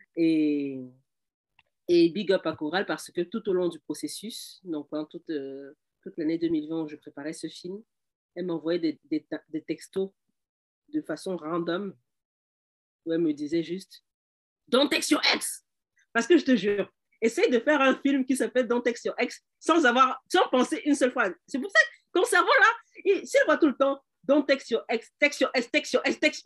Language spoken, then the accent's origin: French; Cameroon; now in Canada; je suis camerounaise